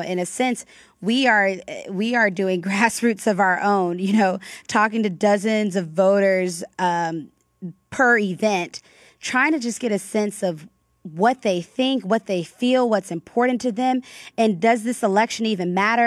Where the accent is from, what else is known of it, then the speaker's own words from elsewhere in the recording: North Florida, United States; moved away; I grew up in North Florida, which is, um, sometimes not considered the South by some